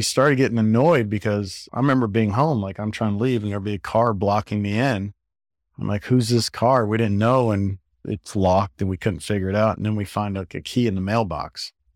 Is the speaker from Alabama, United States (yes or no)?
no; South Florida, United States; growing up in South Florida at the time